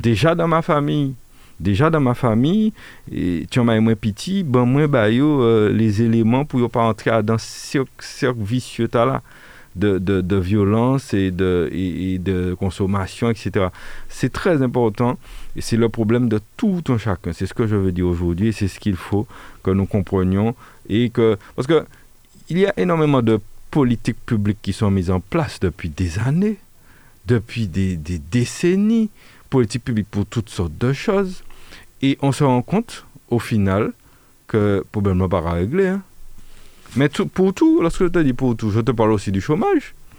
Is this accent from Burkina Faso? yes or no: no; Martinique; nous sommes ici en Martinique